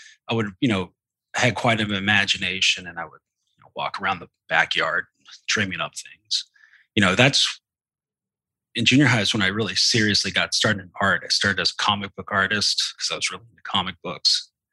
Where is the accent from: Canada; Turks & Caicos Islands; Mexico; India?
Canada; also born or lived in Texas, United States / New Zealand; I was born in Texas, and my parents from a basically working class, like I guess for lack of a better word, redneck background. But my dad was an engineer, and he built power plants for a living, and we moved around a lot. So I grew up in Canada, grew up in New Zealand